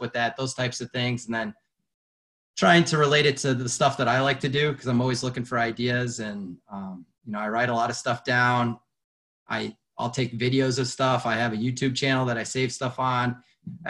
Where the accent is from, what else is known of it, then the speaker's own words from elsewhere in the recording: Colorado, United States; moved away as an adult; also born or lived in Lake Forest, Illinois; now in Illinois, United States; I'm actually originally from Colorado